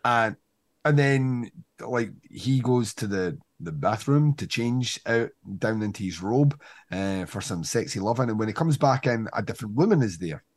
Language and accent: English; Scotland, United Kingdom; we're Scottish